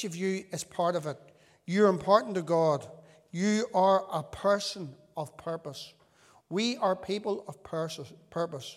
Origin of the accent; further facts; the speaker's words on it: Northern Ireland, United Kingdom; whenever we were children growing up in Northern Ireland